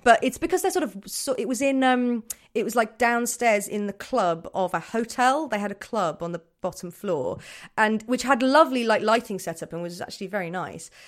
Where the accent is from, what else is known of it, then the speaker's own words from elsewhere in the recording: Birmingham, West Midlands, United Kingdom; I'm from Birmingham